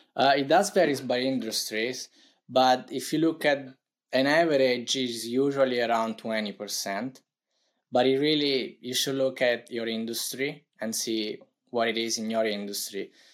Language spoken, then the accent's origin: English; Italy; accent: Italian; English is a second language; as you may tell tell by my accent I'm from Italy